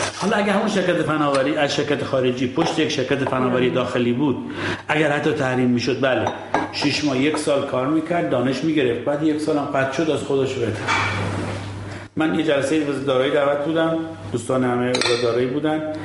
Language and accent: Persian; Iran; ما ایرانیم